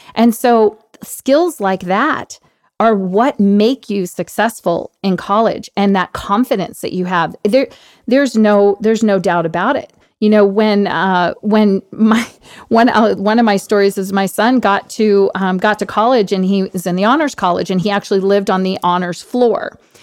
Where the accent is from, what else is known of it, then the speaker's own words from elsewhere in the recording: Washington, District of Columbia, United States; I grew up on Capitol Hill, actually, because I'm, I'm from the D C area